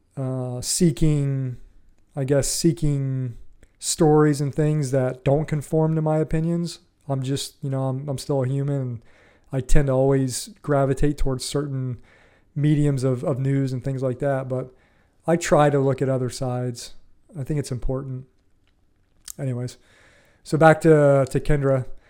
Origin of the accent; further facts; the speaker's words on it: Ohio, United States; moved away as an adult; also born or lived in Florida; I grew up in Ohio in the Midwest